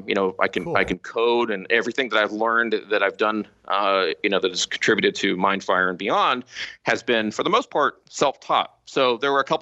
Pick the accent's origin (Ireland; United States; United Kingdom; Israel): United States; Southern California; here in California, Southern California. So if the listeners know kind of the Newport Beach, Costa Mesa, Irvine area, I've always been kind of in this area for my for most of my life